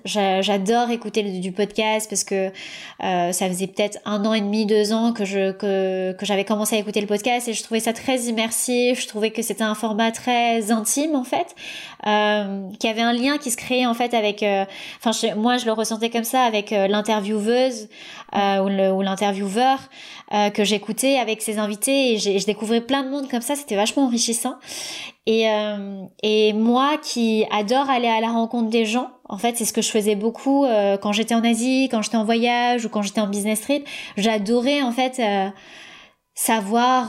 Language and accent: French; Aulnay-sous-Bois, Île-de-France, France; moved away as an adult; also born or lived in Thailand; j'ai grandi à Aulnay-sous-Bois dans le 93